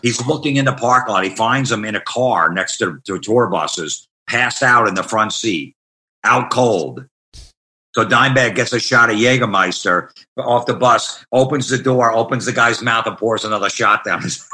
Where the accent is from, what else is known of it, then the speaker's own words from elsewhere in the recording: Old Bridge, New Jersey, United States; I grew up in Old Bridge, New Jersey